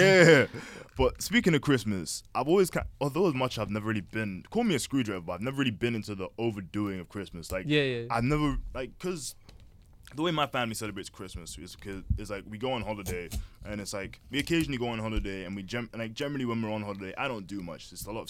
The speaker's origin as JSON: {"language": "English", "country": "United Kingdom", "said": "We're British. Do we celebrate those things?"}